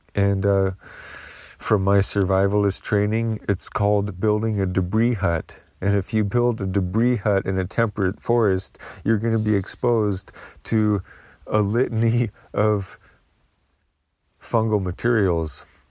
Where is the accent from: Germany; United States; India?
United States; the Northwest, Pacific Northwest; moved away; I grew up in the Northwest